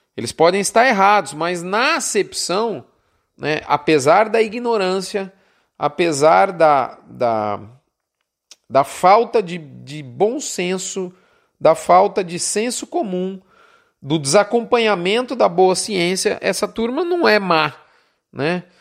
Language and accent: Portuguese; São Paulo, Brazil; eu deixava a capital de São Paulo, onde eu vivia, onde eu nasci, para ficar meses no interior do Mato Grosso do Sul, e por isso mesmo eu acabei escolhendo a profissão da medicina veterinária, apesar de ser paulistano